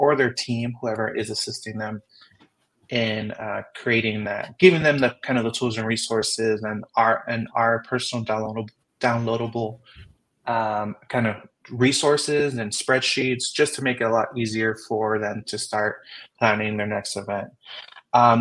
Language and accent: English; Southern California, United States; moved away as an adult; also born or lived in San Diego; now in Las Vegas, United States; I grew up in Southern California